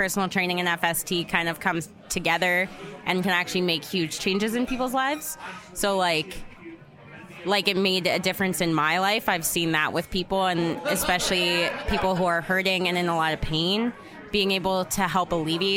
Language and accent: English; Ottawa, Ontario, Canada; moved away as an adult; also born or lived in Antigonish, Nova Scotia; now in Calgary, Canada; I'm from Ottawa